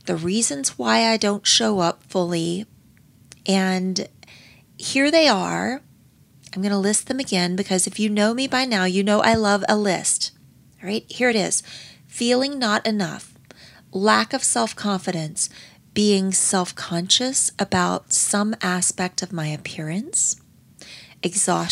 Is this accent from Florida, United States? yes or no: yes; Pensacola, Florida, United States; my hometown at the Pensacola Naval Air Station. And growing up, how much fun was it to be at the beach